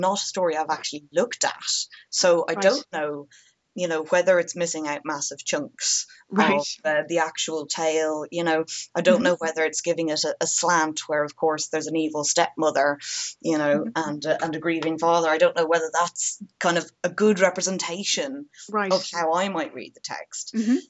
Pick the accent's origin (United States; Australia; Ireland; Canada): Ireland; growing up in Ireland, in primary school, we had modern Irish as a subject